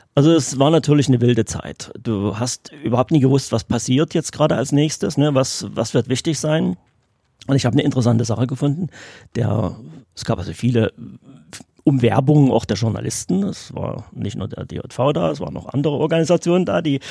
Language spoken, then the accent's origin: German; Radebeul, Saxony, Germany; ich bin ja hier in Radebeul geboren, also bin aus der Gegend